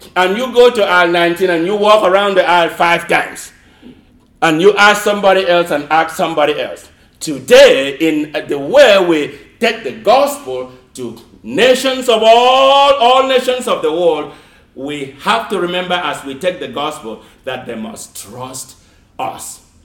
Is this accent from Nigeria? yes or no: yes; Nigeria; now in United States; I grew up in Nigeria. I never ever heard of the word Kwanzaa until I came to America.